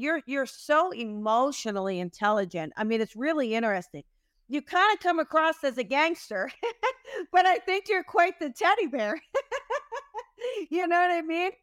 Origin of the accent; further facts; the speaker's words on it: New Jersey, United States; I am from New Jersey, I love New Jersey